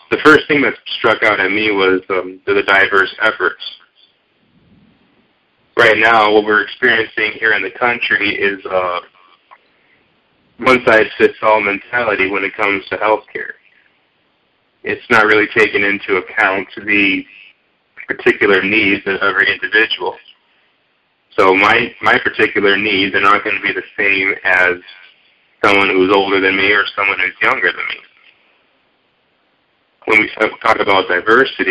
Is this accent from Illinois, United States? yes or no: yes; Chicago, Illinois, United States; I'm from Chicago area, so I'm in the hub there. I'm in the suburbs there.